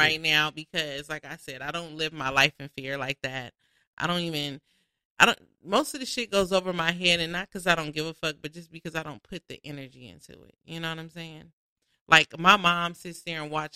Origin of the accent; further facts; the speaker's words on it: Inglewood, California, United States; I live in Inglewood. I'm from Inglewood. That's my hometown